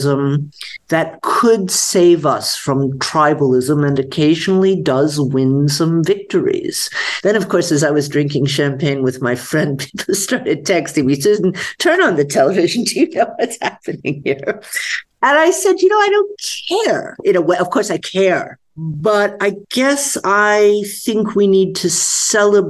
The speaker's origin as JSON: {"language": "English", "town": "Atlanta", "region": "Georgia", "country": "United States", "tie": "born or raised there", "also_born_or_lived": "Israel", "moved": "yes", "lives_now": "Germany", "said": "I grew up in Atlanta, Georgia"}